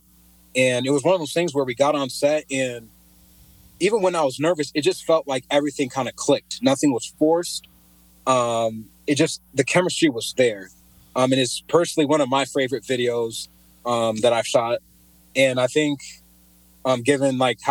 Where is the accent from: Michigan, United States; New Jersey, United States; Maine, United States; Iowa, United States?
Iowa, United States; Cedar Falls; also born or lived in Pocatello, Idaho; moved to Iowa when I was around 2, I believe, been living here ever since